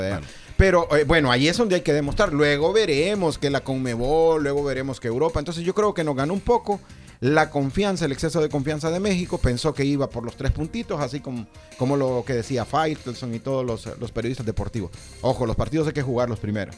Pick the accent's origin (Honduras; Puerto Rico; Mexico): Honduras; siempre como hondureño teníamos la fe